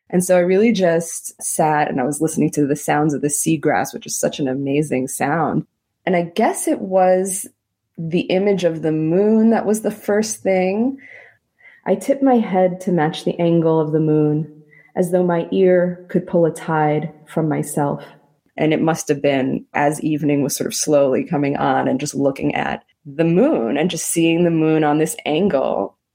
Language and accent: English; New York City, New York, United States; also born or lived in Israel; I grew up in Queens where I didn't feel like we had a lot of nature